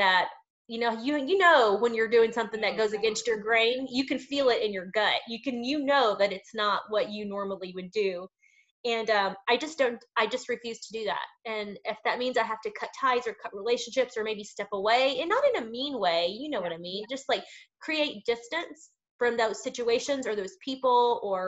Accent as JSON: {"language": "English", "town": "Lubbock", "region": "Texas", "country": "United States", "moved": "yes", "said": "When I go home to Lubbock, I'm from West Texas. I'm from the Lubbock area."}